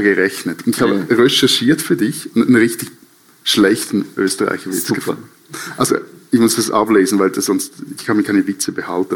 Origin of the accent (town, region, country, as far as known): Switzerland